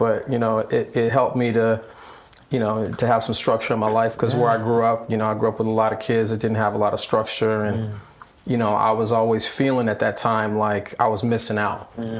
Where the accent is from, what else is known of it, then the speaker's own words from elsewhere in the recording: Long Beach, California, United States; I was born in Long Beach, California. Raised by my grandmother and my father.